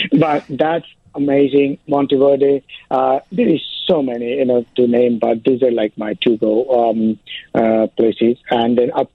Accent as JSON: {"language": "English", "area": "suburb of Calcutta", "region": "West Bengal", "country": "India", "tie": "born or raised there", "also_born_or_lived": "London / Dubai / San Francisco / New York", "moved": "as an adult", "lives_now": "Chicago, United States", "said": "I born and raised in India, of course, in the suburb of Calcutta"}